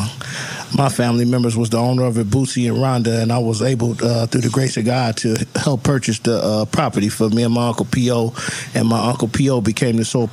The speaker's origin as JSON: {"language": "English", "town": "Hayward", "region": "California", "country": "United States", "tie": "born or raised there", "lives_now": "Oakland, United States", "said": "I was born in East Oakland in Highland Hospital. My mother moved to Hayward, California when I was a young kid"}